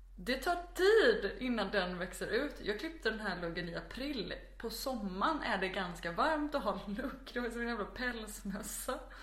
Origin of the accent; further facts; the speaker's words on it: Växjö, Kronoberg County, Sweden; now in Malmö, Sweden; jag är född i ehm, Växjö som ligger i ja, centrala Småland. Jag är uppvuxen strax utanför Växjö